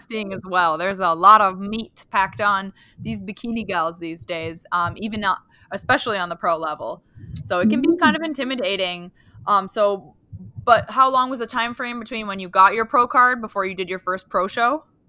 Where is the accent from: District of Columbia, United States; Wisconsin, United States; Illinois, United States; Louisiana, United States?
Wisconsin, United States; now in Upper Michigan, United States; I live in uh, upper Michigan, but um, and I grew up in Wisconsin